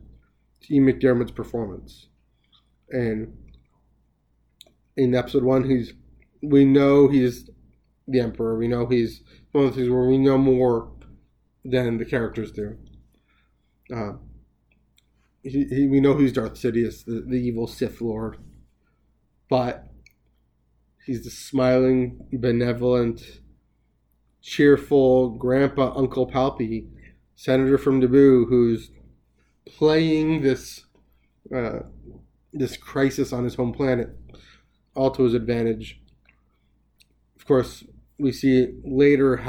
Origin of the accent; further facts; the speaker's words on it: Canada; Being Canadian